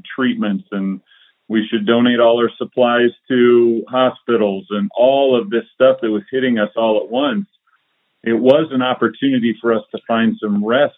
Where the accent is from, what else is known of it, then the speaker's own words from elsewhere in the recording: Iowa, United States; I grew up in Iowa, and in Iowa in the early 80s, recess kickball was life